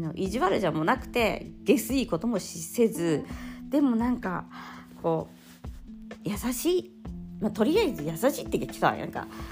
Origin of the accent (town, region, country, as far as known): Japan; now in Italy